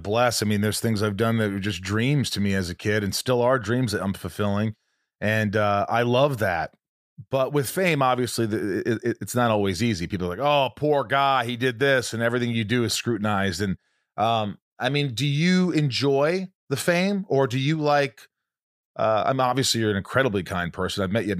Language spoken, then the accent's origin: English; Indiana, United States; I grew up in Indiana